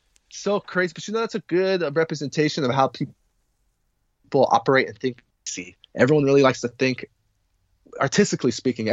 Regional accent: California, United States; moved away as an adult; now in Washington, D.C., United States; I'm not originally from D.C. Yeah. I'm from California.

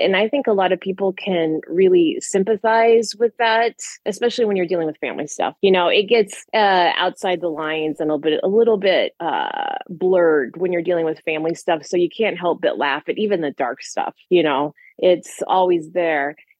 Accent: United States; I'm an American, so anything outside of our country seems like a good backdrop to use as a book for at least a selling point, you know.

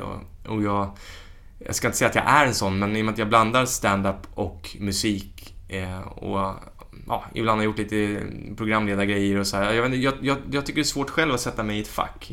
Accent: Stockholm, Stockholm County, Sweden; also born or lived in Värmdö; som den stockholmare jag var

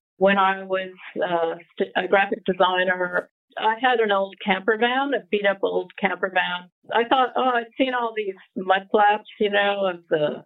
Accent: Connecticut, United States; moved away as an adult; also born or lived in Rhode Island / New York City / Sydney / Los Angeles; grew up outside of, in Connecticut, believe it or not, which I was 45 minutes outside of New York City

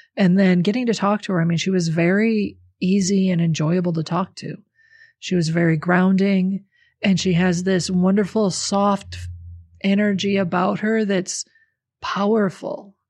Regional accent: the North, United States; I grew up in the North. My family's from the North. We're all Northern people.

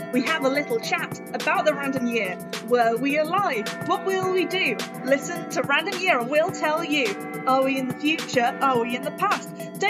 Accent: Birmingham, West Midlands, United Kingdom; I'm from Birmingham.

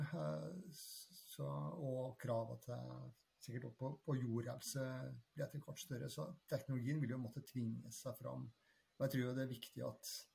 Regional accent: Trøndelag, Norway; now in Bærum, Norway; jeg er trønder, men eh, bosatt i eh, Bærum, på, på Rykken

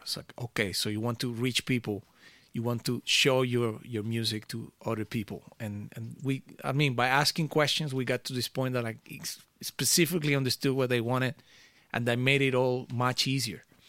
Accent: Venezuela; now in Amsterdam, Netherlands; I grew up in Venezuela

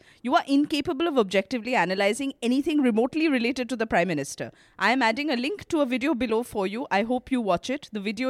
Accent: Jamshedpur, Jharkhand, India; English is a second language; from Jamshedpur. It isn't as fancy as New York or Berlin, where most of your letters come from, but it is a nice place.

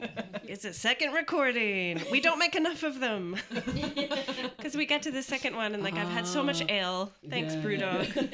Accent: Pennsylvania, United States; Hey, I'm from Pennsylvania.

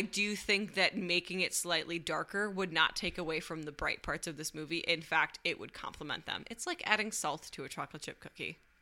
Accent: Michigan, United States; now in Chicago, United States; growing up in Michigan

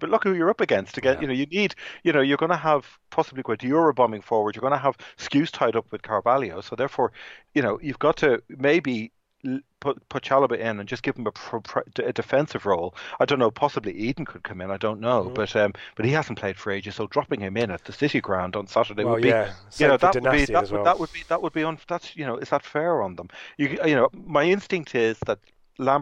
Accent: South County Dublin, Leinster, Ireland; I grew up in South County Dublin

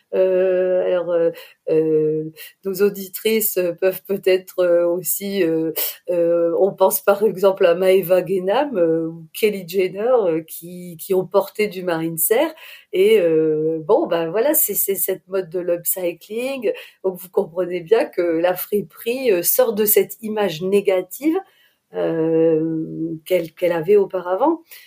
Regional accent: Lille, Hauts-de-France, France; je suis lilloise.

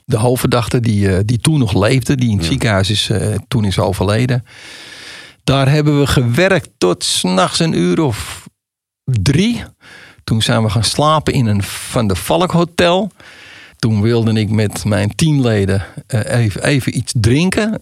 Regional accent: Amsterdam, North Holland, Netherlands; accent: Amsterdam; ze horen aan je accent, en dat horen ze bij mij, oh dat is een Amsterdammer

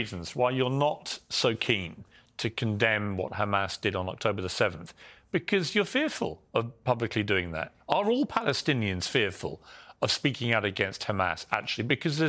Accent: Ireland; Well, I'm Irish

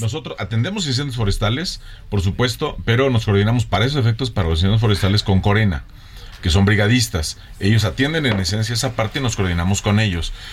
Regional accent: Tlaxcala, Mexico; now in Mexico City, Mexico; de donde yo nací, soy del estado de Tlaxcala

